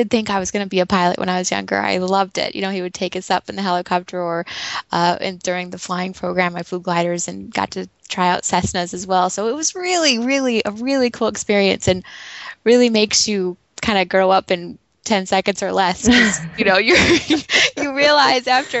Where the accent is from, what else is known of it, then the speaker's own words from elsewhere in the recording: Santa Fe, New Mexico, United States; I was born in Santa Fe, New Mexico, in a very large family.